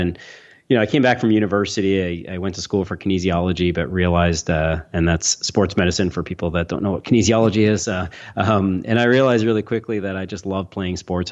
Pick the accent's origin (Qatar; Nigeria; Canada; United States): Canada; Toronto, Ontario; I'm from Toronto, Canada